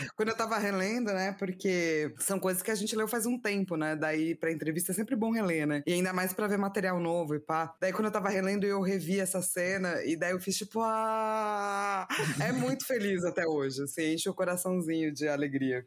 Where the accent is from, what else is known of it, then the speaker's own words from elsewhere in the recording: São Paulo, Brazil; eu sou de São Paulo, né? Cresci